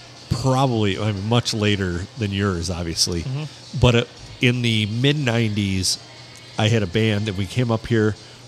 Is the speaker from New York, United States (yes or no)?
no; Sandusky, Michigan, United States; I'm from Sandusky.